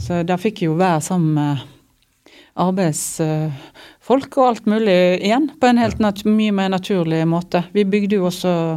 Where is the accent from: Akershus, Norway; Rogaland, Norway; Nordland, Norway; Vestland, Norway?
Vestland, Norway; Odda; jeg har allerede skrevet en tekst om huset der som jeg vokste opp inne i Odda